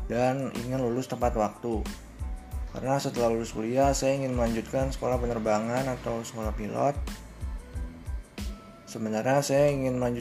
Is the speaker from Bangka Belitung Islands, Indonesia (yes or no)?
no; Jakarta, Indonesia; Asal saya dari Jakarta